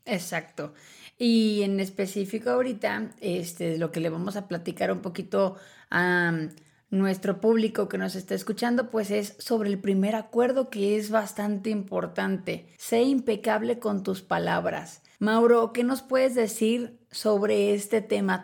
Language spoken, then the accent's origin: Spanish; Mexico; como mexicana